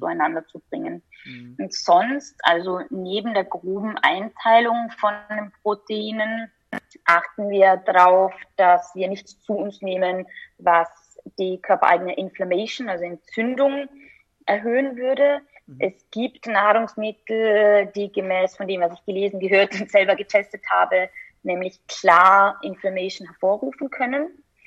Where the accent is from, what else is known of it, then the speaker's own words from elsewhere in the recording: Austria; als Österreicherin